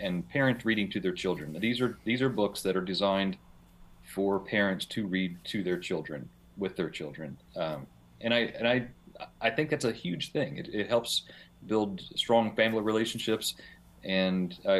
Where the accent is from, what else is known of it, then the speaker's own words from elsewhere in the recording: West Virginia, United States; I grew up in West Virginia. West Virginia, it's very rural. So I grew up on a large farm